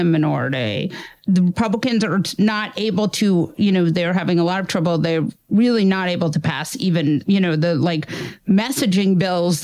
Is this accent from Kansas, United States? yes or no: no; New York, United States; As a New Yorker